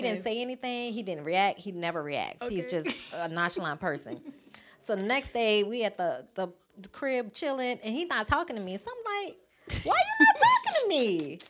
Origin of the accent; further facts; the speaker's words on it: New Orleans, Louisiana, United States; moved away; So I'm born and raised in New Orleans.